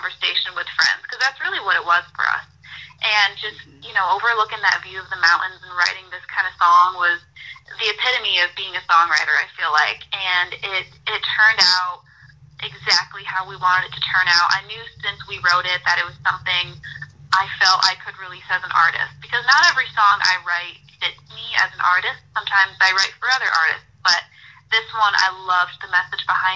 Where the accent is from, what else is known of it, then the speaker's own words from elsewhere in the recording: Rochester, New York, United States; now in Nashville, United States; I'm from Rochester, New York, originally